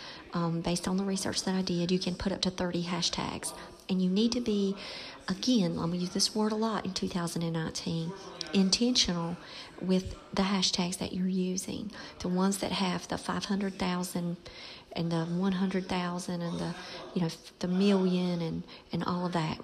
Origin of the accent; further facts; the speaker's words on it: Robeson County, North Carolina, United States; moved away; Robeson County, dear to my heart, that's my raising place